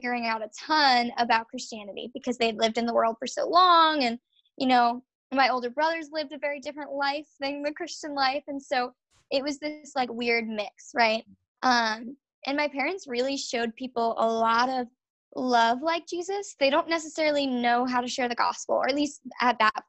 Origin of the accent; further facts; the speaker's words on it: Long Island, New York, United States; moved away as an adult; also born or lived in Virginia; I'm from Long Island, New York